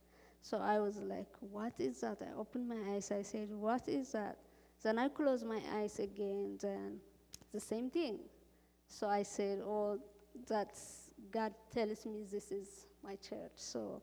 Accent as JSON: {"language": "English", "country": "Cuba", "lives_now": "Iowa, United States", "said": "I came here. I came from Cuba direct to Iowa, so I was looking for church."}